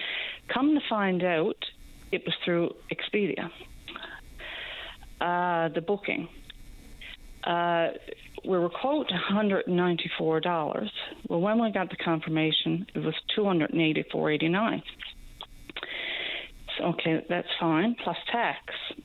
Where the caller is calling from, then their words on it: Newfoundland and Labrador, Canada; I'm calling from Central